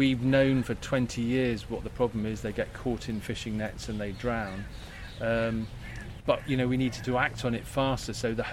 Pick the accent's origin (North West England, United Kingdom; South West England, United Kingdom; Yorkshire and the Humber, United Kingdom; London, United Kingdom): South West England, United Kingdom; Bristol; Even my hometown in Bristol, I keep forgetting the name of the road at the end of my road.